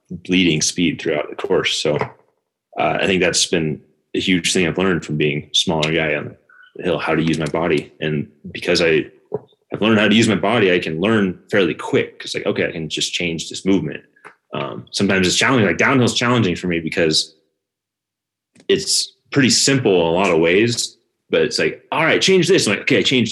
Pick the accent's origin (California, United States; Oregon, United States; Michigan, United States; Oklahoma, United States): Oregon, United States; Bend; also born or lived in New Hampshire / Vermont; After 6 months or so, we moved to Oregon